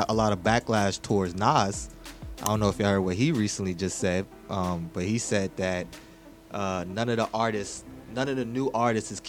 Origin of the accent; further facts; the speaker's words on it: Mount Vernon, New York, United States; also born or lived in Bronx; Yes, so I'm from Money Earning Mount Vernon uh